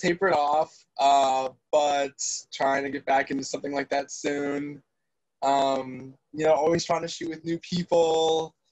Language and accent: English; La Crosse, Wisconsin, United States; also born or lived in Illinois / Stoughton, Wisconsin; I was born in Illinois. And then I grew up in the La Crosse area, for lack of a better way of saying I grew up in the middle of nowhere, and then went to high school in Stoughton